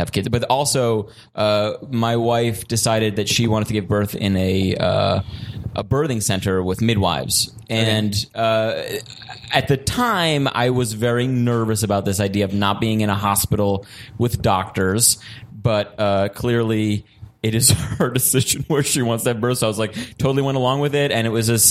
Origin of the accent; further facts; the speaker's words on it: Woodstock, New York, United States; moved away as an adult; now in Germany; I grew up in Woodstock, New York, which is like a super hippie place